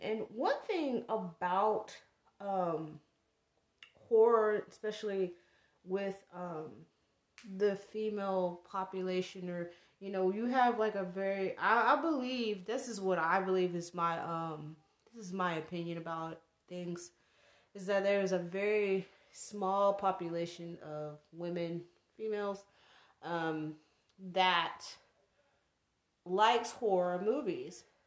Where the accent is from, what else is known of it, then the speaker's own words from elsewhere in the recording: the South, United States; me growing up in the South